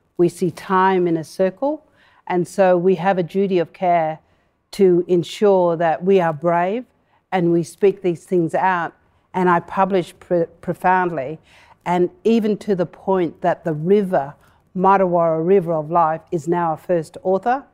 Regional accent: Broome, Western Australia, Australia; I grew up in Broome

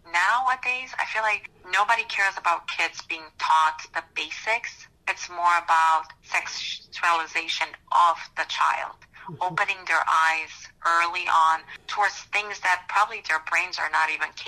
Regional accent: Romania; moved away as an adult; now in Ohio, United States; I moved here about 16 years ago in uh, U.S. I was born in Romania. Back then, it was under communism.

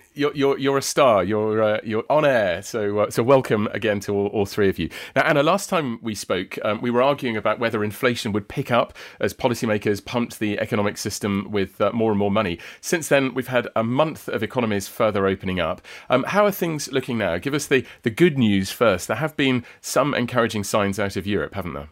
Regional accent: south coast of England, United Kingdom; talking to you from my hometown on the south coast of England.

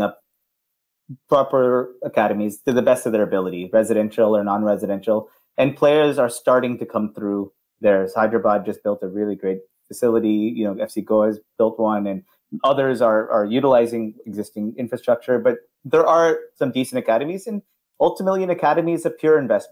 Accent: California, United States; growing up in California

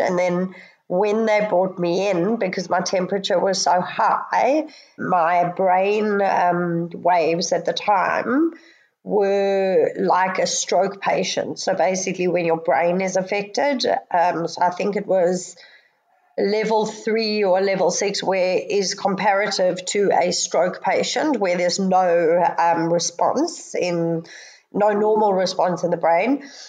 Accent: Johannesburg, Gauteng, South Africa; moved away as an adult; now in Sydney, Australia; I came from South Africa, which have, has very similar weather. Um, although because we were in, jo- in Johannesburg

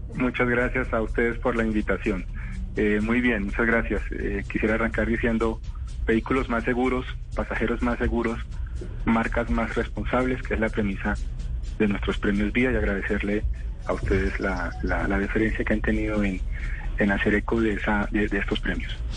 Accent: Colombia

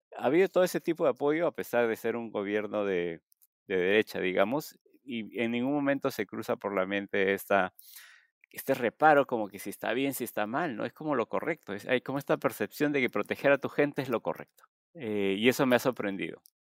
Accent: Chimbote, Ancash, Peru; yo soy de Chimbote. Este, yo vivía a pocas cuadras del puerto

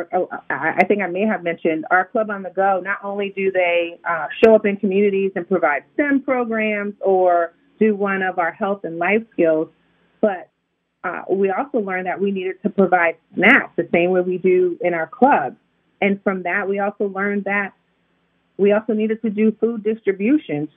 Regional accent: Connecticut, United States; now in Maryland, United States; I'm from Connecticut, so excuse the way I pronounce words

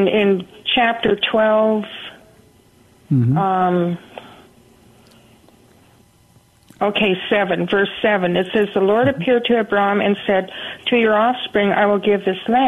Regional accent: Los Angeles, California, United States; now in San Antonio, United States; I grew up in Venice Beach and Topanga Canyon

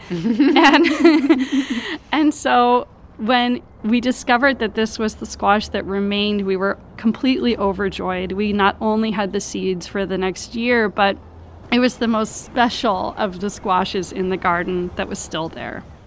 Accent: Hawaii, United States; moved away; I'm Hawaiian

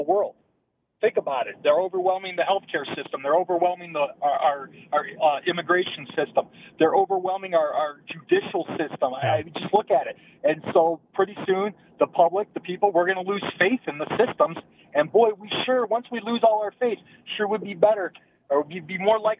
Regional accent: Cleveland, Ohio, United States; I'm from Cleveland

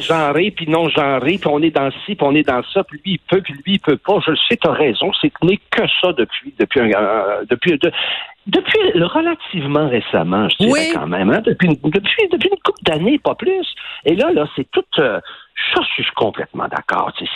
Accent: Quebec, Canada; accent: Québécois; notre accent québécois

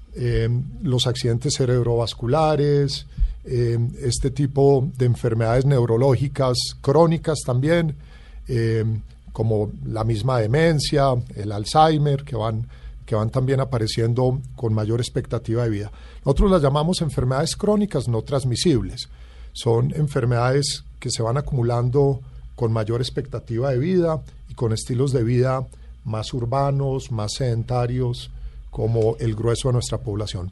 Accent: Colombia; como colombiano

